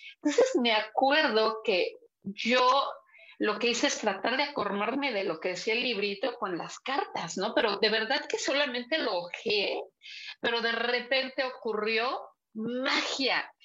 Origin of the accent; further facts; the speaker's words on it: Puebla, Mexico; also born or lived in Teziutlán, Puebla / Zacapoaxtla, Puebla / San Pedro Cholula, Puebla; pero desde los cuatro años yo vivo en Puebla, ah, aquí en Puebla